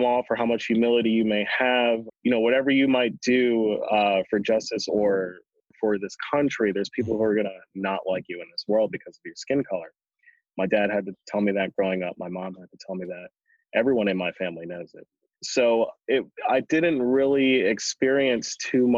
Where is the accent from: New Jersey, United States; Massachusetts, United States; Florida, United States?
New Jersey, United States; Galloway; also born or lived in Pomona, New Jersey; now in Jersey City, United States; we moved to another small town called Galloway, New Jersey, which was predominantly white